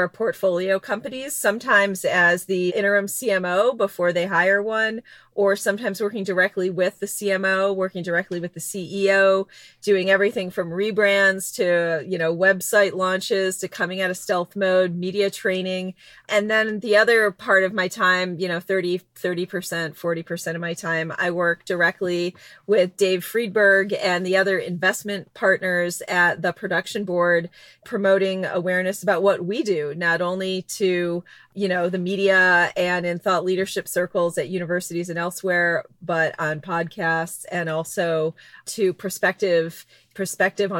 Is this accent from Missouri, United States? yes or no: no; Detroit, Michigan, United States; moved away; I was this kid who was born and raised in Detroit in the auto industry